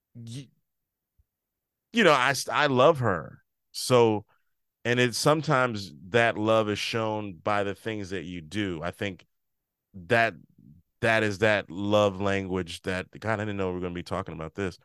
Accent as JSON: {"language": "English", "region": "Maryland", "country": "United States", "also_born_or_lived": "Chicago", "moved": "yes", "lives_now": "New Jersey, United States"}